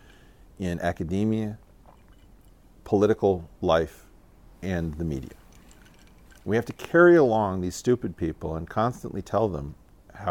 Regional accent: United States; I'm American

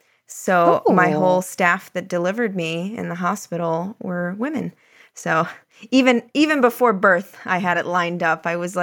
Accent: Florida, United States; I am born and raised in Florida, but my whole family is from Illinois.

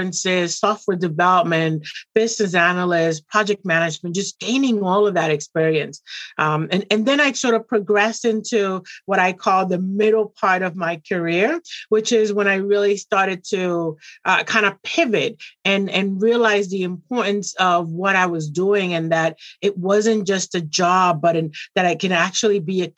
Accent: Boston, Massachusetts, United States; also born or lived in Puerto Rico / Dominican Republic; I came to Boston when I was very young. And I've honestly lived in Boston my entire youth

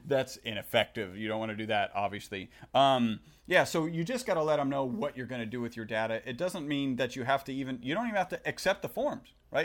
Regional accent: Texas, United States; We are from Texas

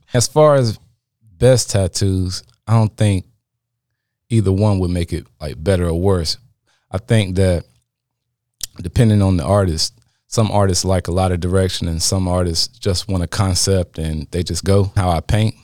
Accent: Apex, North Carolina, United States; I'm from Apex, North Carolina.

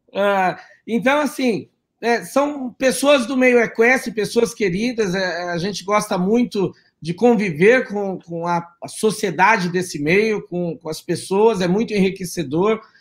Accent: São Paulo, Brazil; Eu nasci aqui em São Paulo, mesmo capital, mas os meus pais são do interior de São Paulo, da região de Marília

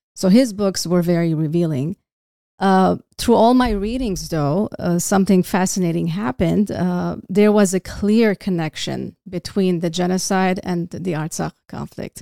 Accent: Beirut, Beirut Governorate, Lebanon; now in California, United States; I was, uh, born in Beirut

